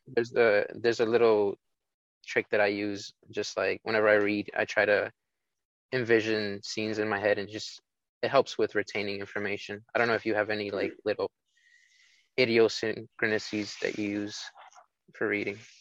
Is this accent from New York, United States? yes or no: yes; New York City, New York, United States